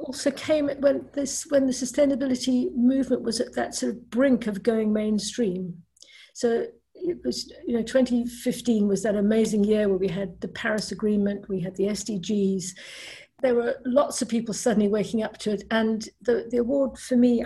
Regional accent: South Africa; moved away; I grew up in South Africa

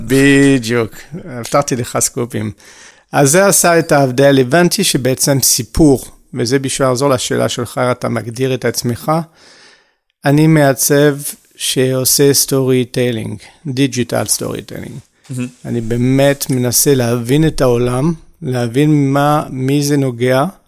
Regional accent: France; Hebrew is a second language; moved away as an adult; also born or lived in Haifa, Israel / Paris, France; now in Israel; נולדתי בארץ, כמה שזה מפתיע, אה, בחיפה. אה, ועזבתי בגיל 6 ולחיות בצרפת

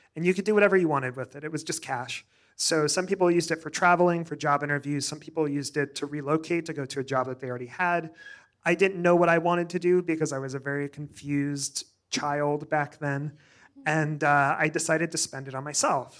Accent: Joplin, Missouri, United States; moved away; also born or lived in New York / Springfield, Missouri; I grew up in a small town in Southwest Missouri called Joplin, Missouri.

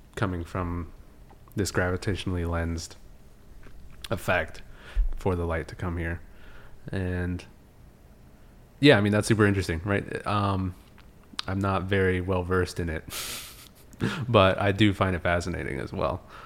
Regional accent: California, United States; I grew up in California

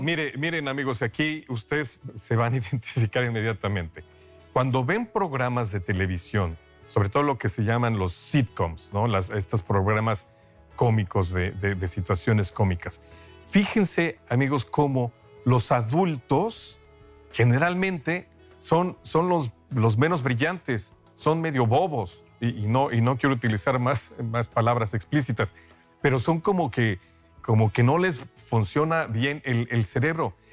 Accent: Mexico; moved away; Yo soy de México, hace mucho que no vivo allá

